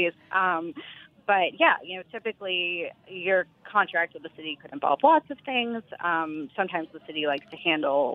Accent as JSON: {"language": "English", "town": "Austin", "region": "Texas", "country": "United States", "tie": "born or raised there", "said": "I grew up in Texas in Austin"}